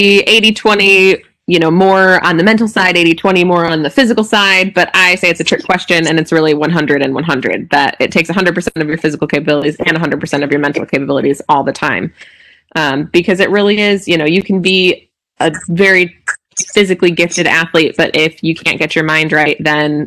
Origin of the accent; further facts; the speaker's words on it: Midwest, United States; moved away as an adult; also born or lived in Utah; now in Whitewater, United States; I grew up in the Midwest, and I wanted to head back that direction after being in Utah for so long